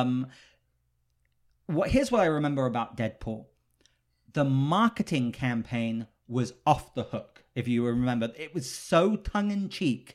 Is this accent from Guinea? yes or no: no; United Kingdom; I'm British, so I grew up